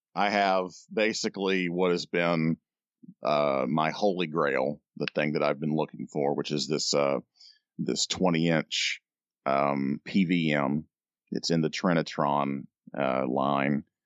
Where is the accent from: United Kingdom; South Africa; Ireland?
United Kingdom; I'm British